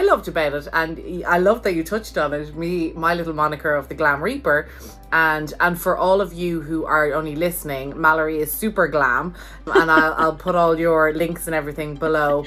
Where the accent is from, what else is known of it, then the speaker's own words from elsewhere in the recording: Ireland; now in United States; as an Irish person living in America